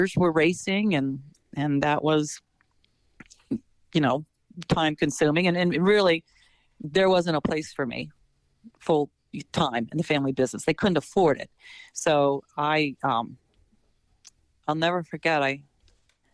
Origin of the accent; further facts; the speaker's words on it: Morgantown, West Virginia, United States; I was a townie and I'm from Morgantown